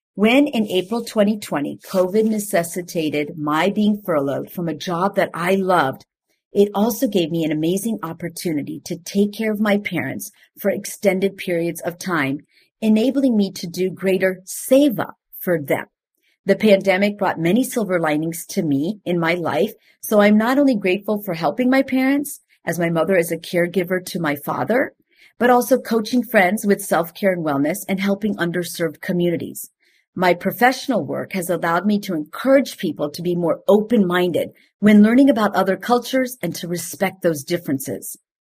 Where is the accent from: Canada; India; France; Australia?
India; moved away; I am from India, and I, I am of a different background